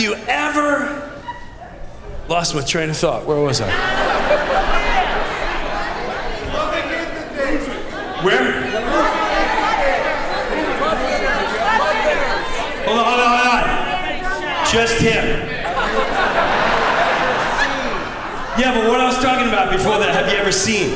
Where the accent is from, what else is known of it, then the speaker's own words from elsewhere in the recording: Long Island, New York, United States; Growing up in Long Island